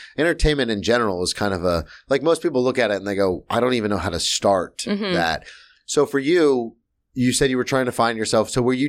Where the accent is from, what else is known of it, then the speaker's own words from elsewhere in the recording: Florida, United States; Because growing up in Florida, it was always the end of days.